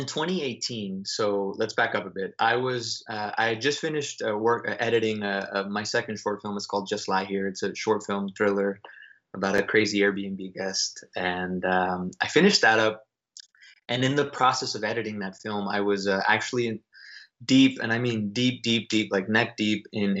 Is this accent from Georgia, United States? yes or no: no; Dallas, Texas, United States; also born or lived in Austin, Texas / New York City; I'm from Dallas, moved to Austin to go to school